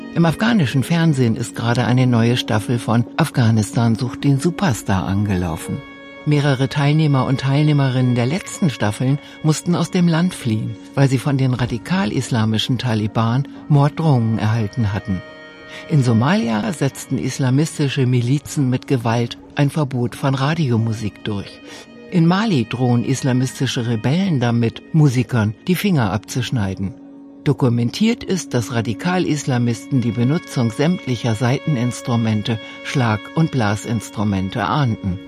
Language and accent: German; between Stuttgart and Ulm, Baden-Württemberg, Germany; komme aus der Mitte zwischen Stuttgart und Ulm